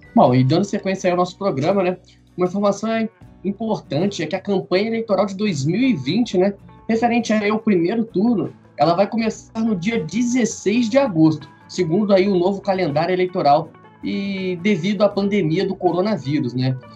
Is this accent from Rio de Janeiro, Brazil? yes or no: yes; Três Rios, Rio de Janeiro, Brazil; eu e o Gabriel nós somos da cidade de Três Rios